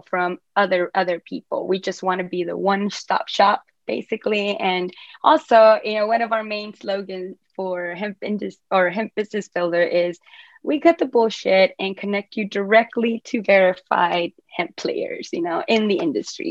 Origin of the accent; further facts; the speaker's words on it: Rio Grande Valley, South Texas, United States; also born or lived in Mexico / Asia; South Texas, that's where I'm from the Rio Grande Valley